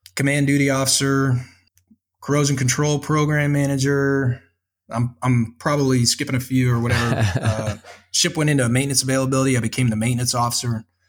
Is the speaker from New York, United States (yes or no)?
no; Spring, Texas, United States; moved away; I'm from Spring, Texas. Uh, kind of had a a rough childhood